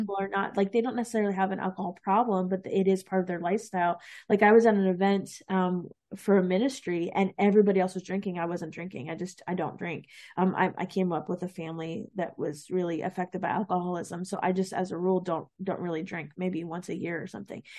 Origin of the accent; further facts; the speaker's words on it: East Coast, United States; I'm from the East Coast